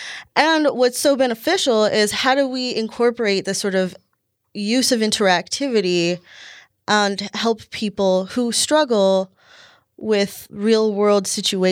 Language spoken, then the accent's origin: English; Los Angeles, California, United States; moved away as an adult; now in Montana, United States; I'm originally from Los Angeles, California